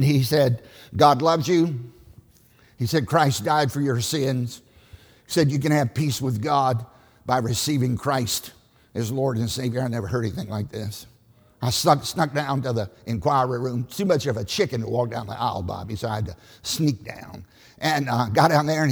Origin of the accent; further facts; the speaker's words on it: Southside, Virginia, United States; I grew up in Southside, Virginia, on a tobacco farm in a liberal church.